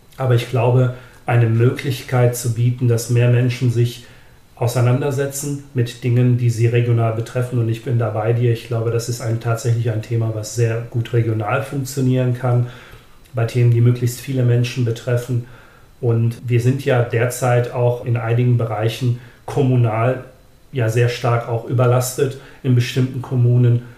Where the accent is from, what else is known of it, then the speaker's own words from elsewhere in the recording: Germany; bei uns in Deutschland